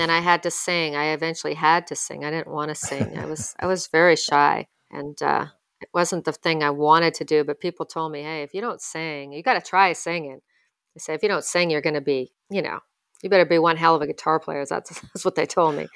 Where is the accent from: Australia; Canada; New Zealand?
Canada; Ottawa, Ontario; moved away as an adult; also born or lived in Vancouver; my French skills are pretty strong growing up in Ottawa